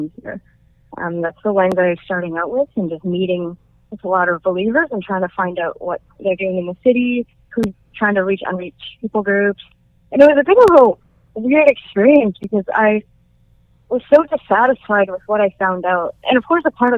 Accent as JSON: {"language": "English", "country": "Canada", "tie": "born or raised there", "said": "I'm Chinese-Canadian. I was born in Canada"}